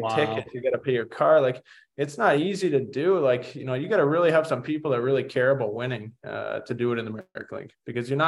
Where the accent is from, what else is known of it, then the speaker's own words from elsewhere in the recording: Oakville, Ontario, Canada; my hometown team in Oakville